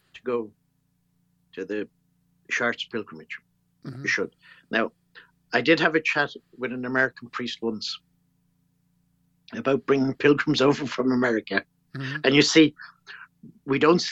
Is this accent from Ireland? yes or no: yes; Ireland